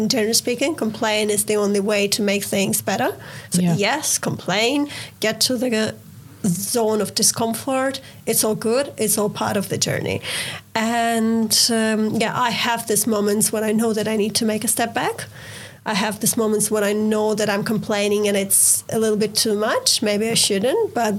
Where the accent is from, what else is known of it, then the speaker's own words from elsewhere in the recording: Ukraine; I'm from Ukraine